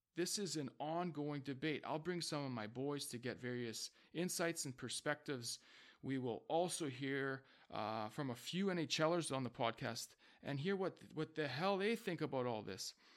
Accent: Vancouver, British Columbia, Canada; I am from Vancouver, B C

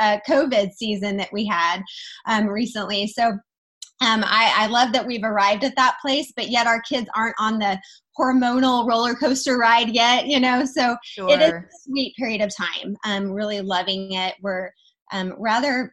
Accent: Wichita, Kansas, United States; moved away; also born or lived in Dallas, Texas; I live in Wichita, Kansas right now. 2 years ago, I moved from Dallas, Texas, back to my hometown in Wichita

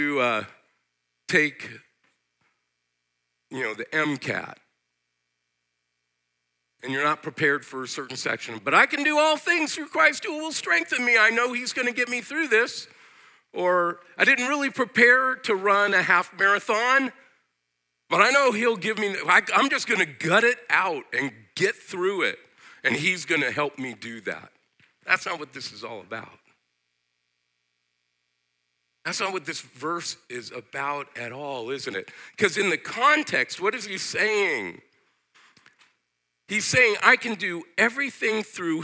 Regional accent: United States; I as an American

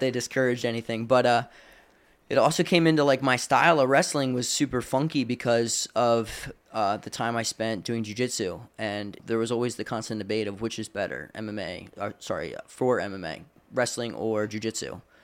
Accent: Landisville, Pennsylvania, United States; I grew up in, uh, in Lancaster, Pennsylvania, uh, in a little town called Landisville

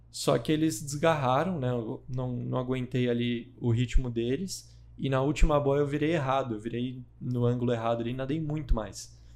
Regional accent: São Paulo, Brazil; also born or lived in Porto Alegre; toda essa história é em Porto Alegre. Não, eu vim para São Paulo muito cedo. Tá. Eu fui criado aqui em São Paulo

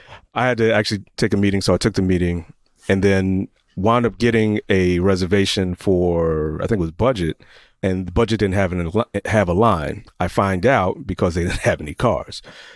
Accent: Atlanta, Georgia, United States; I'm from Atlanta

